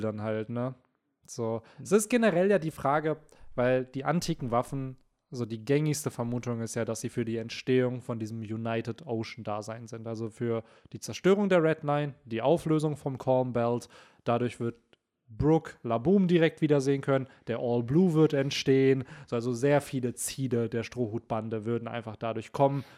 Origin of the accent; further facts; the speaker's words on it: Bielefeld, North Rhine-Westphalia, Germany; hier bei uns in Bielefeld